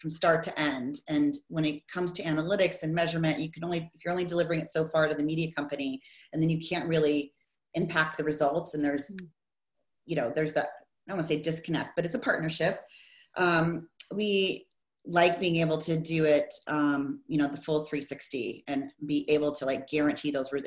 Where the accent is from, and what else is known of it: Iowa, United States; born or raised there; now in Bay Area, United States